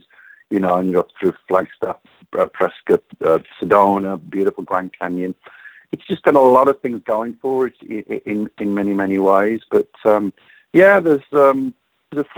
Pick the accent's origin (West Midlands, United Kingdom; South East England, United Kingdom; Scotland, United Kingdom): West Midlands, United Kingdom; moved away as an adult; now in Phoenix, United States; Being born and raised in the Midlands, the home of heavy metal